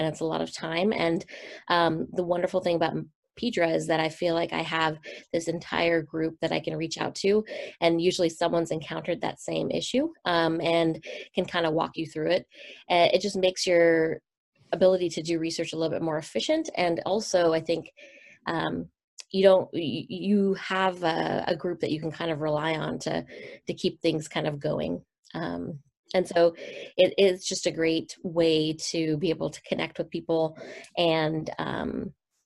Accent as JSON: {"language": "English", "town": "Seattle", "region": "Washington", "country": "United States", "tie": "born or raised there", "also_born_or_lived": "San Francisco", "said": "I was born and raised in Seattle, Washington"}